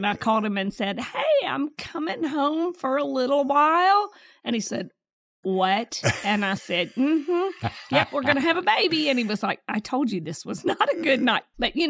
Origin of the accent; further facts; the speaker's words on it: Germantown, Tennessee, United States; now in Jackson, United States; I grew up in Germantown.